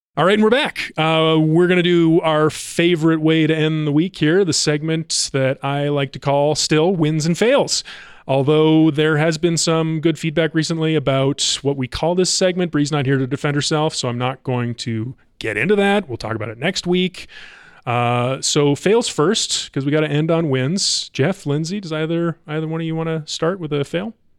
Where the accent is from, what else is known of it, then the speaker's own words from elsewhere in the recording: Columbus, Ohio, United States; now in Colorado, United States; I am from Ohio, Columbus, the home of the Ohio State University